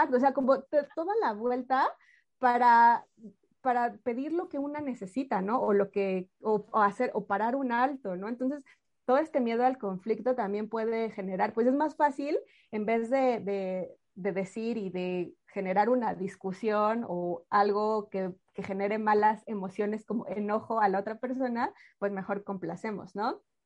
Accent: Mexico; hablo por México, yo soy mexicana

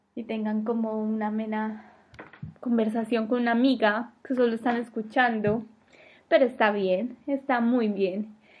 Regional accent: Medellín, Antioquia, Colombia; moved away as an adult; now in Denmark; soy de Medellín, Colombia, pero vivo en Dinamarca

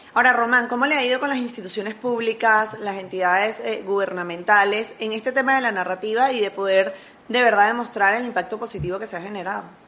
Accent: Venezuela; now in Panama; como inmigrantes venezolanos en los distintos países donde estamos

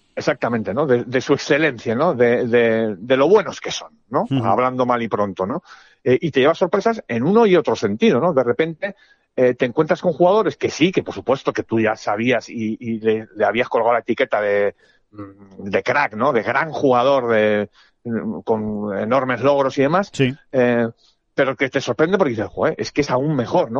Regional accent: Spain; yo soy de España, como español, europeo

